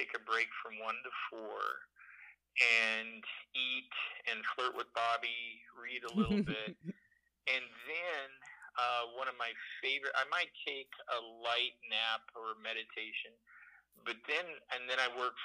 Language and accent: English; Portland, Oregon, United States; I'm from Portland.